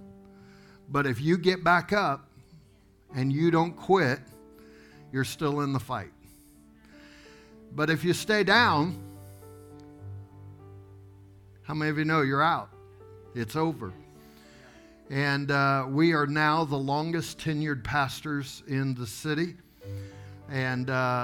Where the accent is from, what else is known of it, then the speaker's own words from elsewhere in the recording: Tulsa, Oklahoma, United States; accent: Okie; moved away as an adult; we're here from Tulsa, Oklahoma, and we're pastoring a church